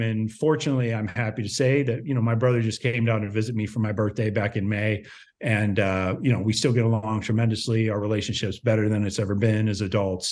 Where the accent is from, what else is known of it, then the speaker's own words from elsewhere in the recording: Ohio, United States; moved away; also born or lived in Los Angeles; I grew up in Ohio. So, you know, a very small town in Ohio